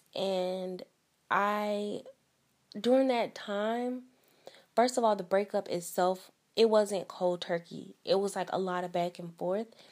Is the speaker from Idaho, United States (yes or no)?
no; East St. Louis, Illinois, United States; I am from the Midwest, so I'm from Southern Illinois. I'm from East Saint Louis